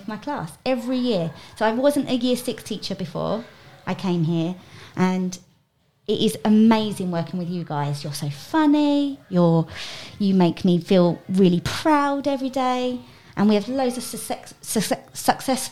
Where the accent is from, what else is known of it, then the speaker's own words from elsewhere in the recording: South East England, United Kingdom; moved away; I am from England, and I live in a place called Kent in England.